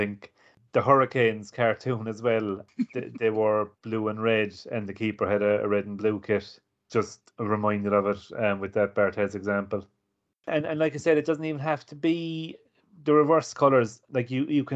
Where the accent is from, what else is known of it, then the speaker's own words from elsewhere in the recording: Ireland; I'm Irish and I grew up watching Gaelic